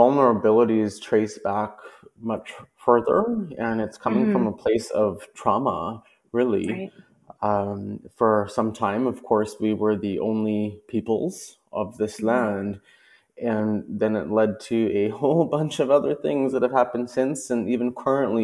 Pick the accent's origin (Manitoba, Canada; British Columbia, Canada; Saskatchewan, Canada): Saskatchewan, Canada; Saskatoon; also born or lived in Yellow Quill First Nation, Saskatchewan; now in Toronto, Canada; I am from Treaty 4 territory in Saskatchewan, from Yellow Quill First Nation, and spent most of my life in Treaty 6 in the Métis homelands in Saskatoon